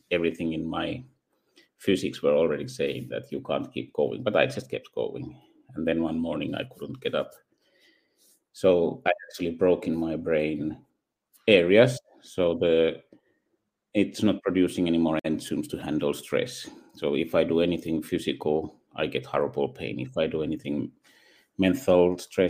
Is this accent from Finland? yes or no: yes; Finland; English is a second language; also born or lived in Netherlands / Spain; I grew up there, went to schools there, and did my BSc in computer science in Finland